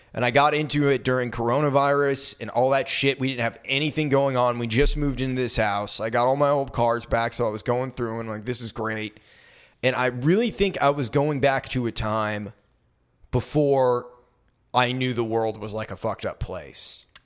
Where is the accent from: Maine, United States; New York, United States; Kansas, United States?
Maine, United States; moved away as an adult; I graduated and moved away from Maine